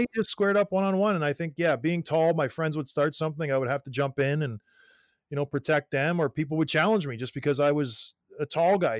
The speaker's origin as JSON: {"language": "English", "country": "Canada", "said": "as a Canadian kid"}